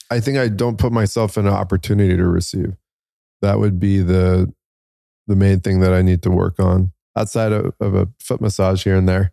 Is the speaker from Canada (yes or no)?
no; United States; I'm Iranian, um, but I'm born here as American. My dad immigrated here